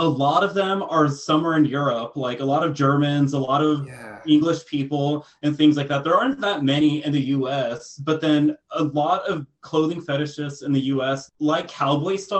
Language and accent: English; Texas, United States; moved away; I'm from Texas, so, you know, cowboy is very much a thing there as well